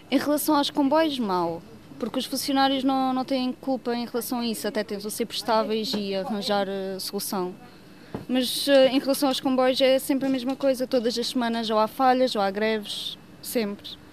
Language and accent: Portuguese; Aljezur, Algarve, Portugal; Como eu não sou de Lagos, sou de Aljuro